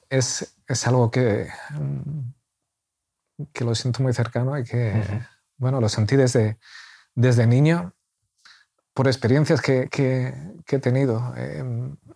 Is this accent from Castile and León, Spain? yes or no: yes; Valladolid, Castile and León, Spain; now in Murcia, Spain; Nosotros somos de Valladolid